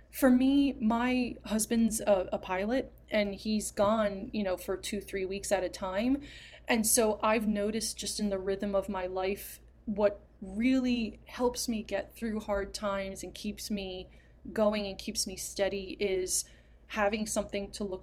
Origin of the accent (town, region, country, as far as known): New Jersey, United States